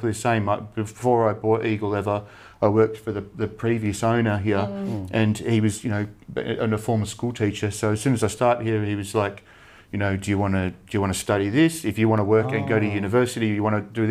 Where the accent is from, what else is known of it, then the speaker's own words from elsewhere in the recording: Frankston, Victoria, Australia; we grew up in Frankston